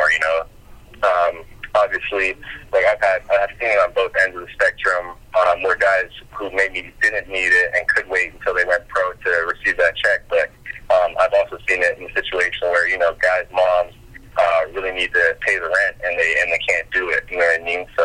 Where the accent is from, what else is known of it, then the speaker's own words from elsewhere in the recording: Kentucky, United States; I'm from Kentucky